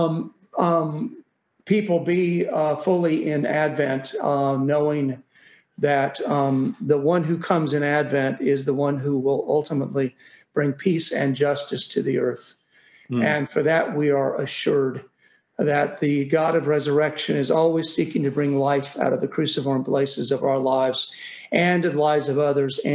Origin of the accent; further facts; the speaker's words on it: Kansas City, Missouri, United States; I grew up in Kansas City